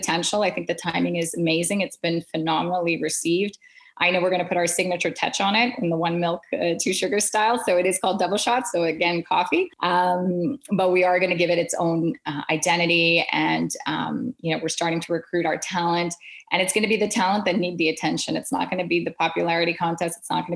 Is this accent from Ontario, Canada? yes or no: no; Quebec, Canada; I was still growing up with two cultures, being Canadian and Indian, and then living in the French province of Quebec.